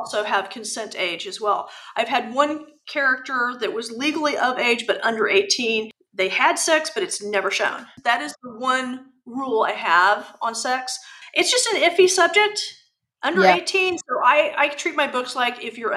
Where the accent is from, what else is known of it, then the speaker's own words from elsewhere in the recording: United States; I'm very American